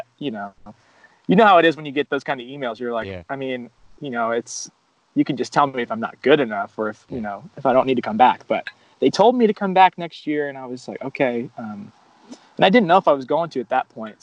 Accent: South Florida, United States; moved away as an adult; also born or lived in Virginia; I'm from South Florida, so going out of state to college was like not an option for me personally. We didn't have a ton of money growing up

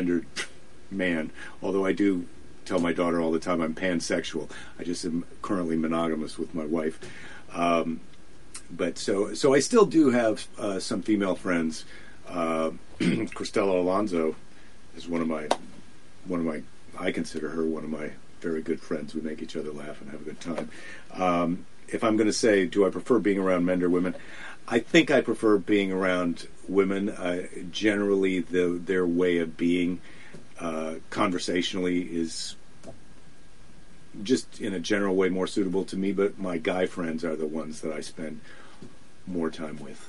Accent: United States; as an American

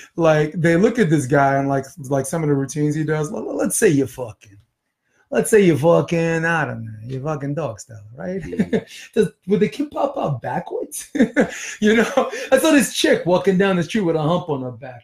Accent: New York, United States; I'm from New York

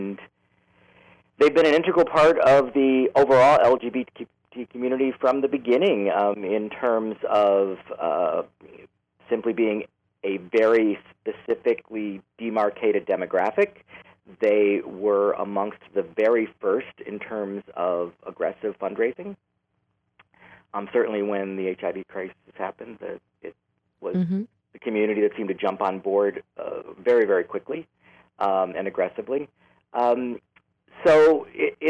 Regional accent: Chicago, Illinois, United States; moved away as an adult; also born or lived in Los Angeles; now in San Francisco, United States; I grew up in Chicago. I was born in the city, raised in the southern suburbs

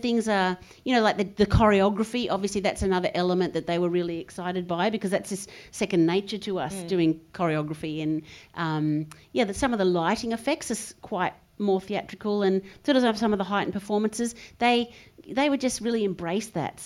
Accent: Adelaide, South Australia, Australia; because we come from Adelaide

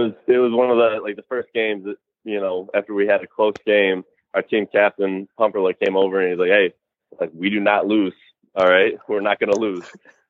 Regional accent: Michigan, United States; Central Michigan University is only a couple hours away from me, mm-hmm. my hometown.

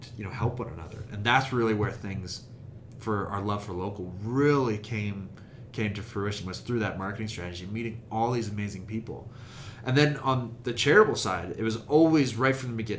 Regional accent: Calgary, Alberta, Canada; also born or lived in Sweden; I'm from Calgary

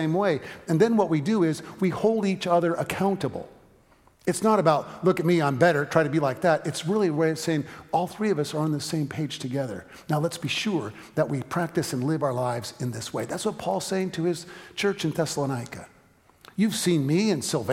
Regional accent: San Francisco, California, United States; moved away as an adult; also born or lived in Eugene, Oregon; We went to college together in Eugene, Oregon, but I was from San Francisco, and so even though we were in school together the first few years, every summer I went back to San Francisco

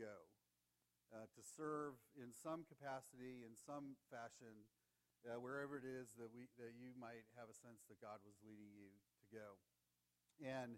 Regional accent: Ohio, United States; I'm from Ohio.

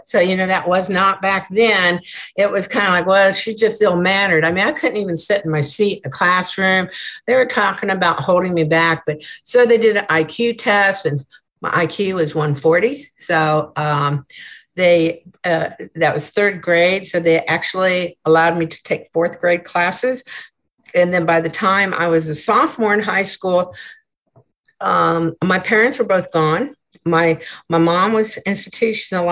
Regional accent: Des Moines, Iowa, United States; now in Kempner, United States; I was born in Des Moines, Iowa

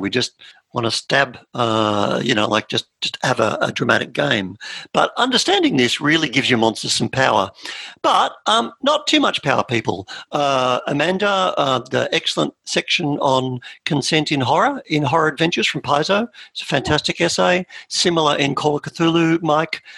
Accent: Australia; we're Australian.

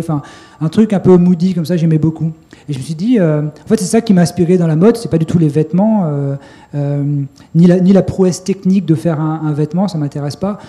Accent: Grenoble, Auvergne-Rhône-Alpes, France; je suis de Grenoble

